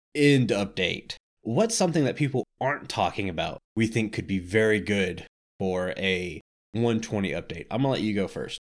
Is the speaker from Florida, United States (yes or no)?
yes; Florida, United States; I grew up in Florida